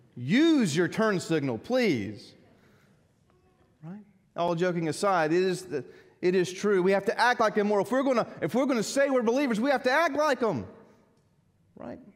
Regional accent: United States; Growing up in America

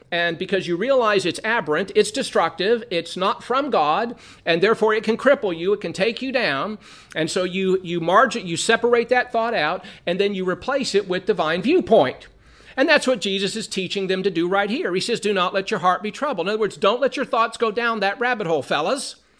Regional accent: Southern California, United States; growing up in Southern California

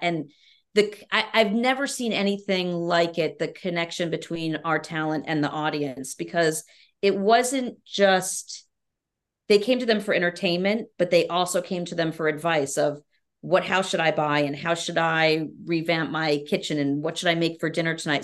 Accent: Albany, New York, United States; I'm from New York State, but from Albany upstate, which is much different than the city

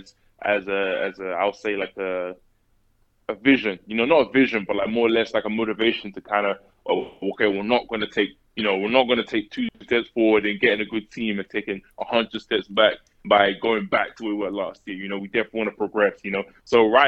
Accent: London, United Kingdom; moved away as an adult; also born or lived in Tennessee / Mississippi; I grew up in East London

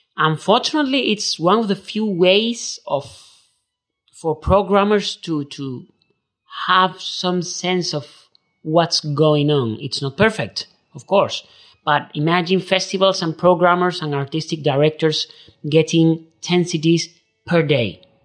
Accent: Seville, Andalusia, Spain; English is a second language; I'm from Spain. I'm from Sevilla. I was born in nineteen ninety-three.

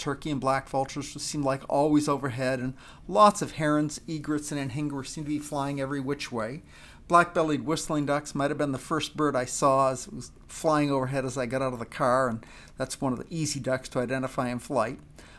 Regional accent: Maine, United States; now in Washington, United States; I've lived the last 35 years in Washington, that area of the country is pretty well birded, and I was born and raised in Maine

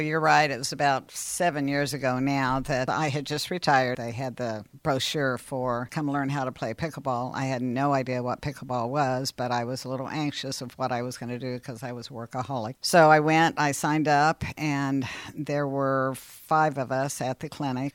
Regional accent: Seymour, Indiana, United States; moved away as an adult; also born or lived in Purdue (West Lafayette, Indiana); now in Columbus, United States; I was born and raised in Seymour, went to the Emmanuel Lutheran School there

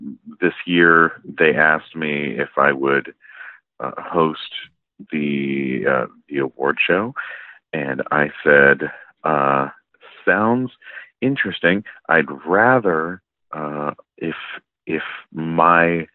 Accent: San Diego, California, United States; also born or lived in London, Ontario, Canada; went to school and grew up in San Diego

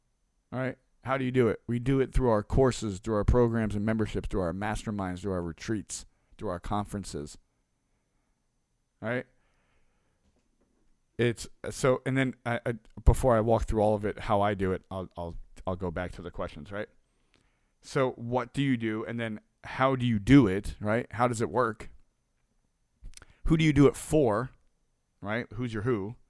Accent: New York, United States; born there; now in Delaware, United States; I was born in New York to two of some of the craziest and most amazing people on earth. We moved a little bit all over, until I got older and plotted in Delaware in a snowstorm

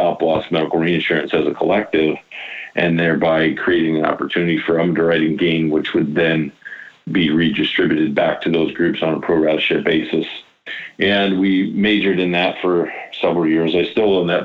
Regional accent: Iowa, United States; I'm born and raised in Iowa

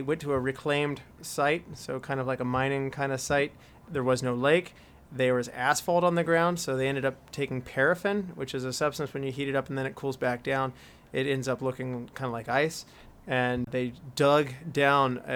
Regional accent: West Virginia, United States; we're from West Virginia

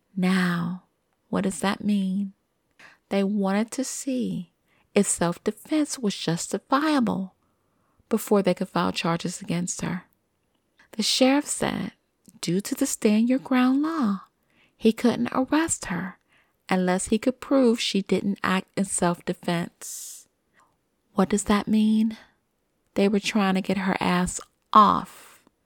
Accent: United States; as American citizens

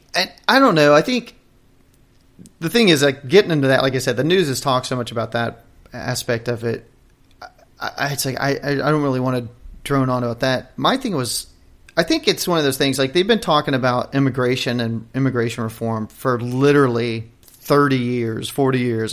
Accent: United States; as an American, for citizens here

